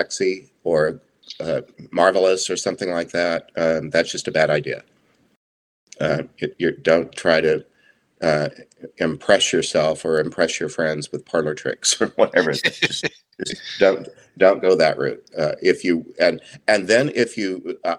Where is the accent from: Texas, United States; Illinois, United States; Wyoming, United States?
Texas, United States; Southeast; I grew up in Southeast Texas